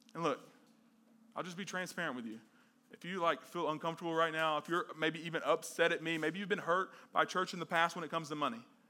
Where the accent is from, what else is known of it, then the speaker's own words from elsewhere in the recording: the South, United States; growing up in the South